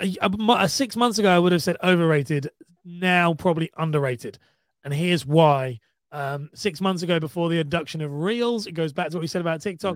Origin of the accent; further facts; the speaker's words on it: United Kingdom; I'm from the U K